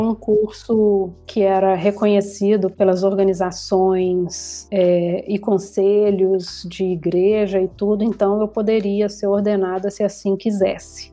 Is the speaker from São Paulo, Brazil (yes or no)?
no; Contagem, Minas Gerais, Brazil; moved away as an adult; also born or lived in Belo Horizonte; now in Rio de Janeiro, Brazil; eu nasci em Contagem, na região metropolitana de Belo Horizonte. Uhum. Passei ali minha infância, minha juventude e agora já tem pouco mais de 10 anos no Rio de Janeiro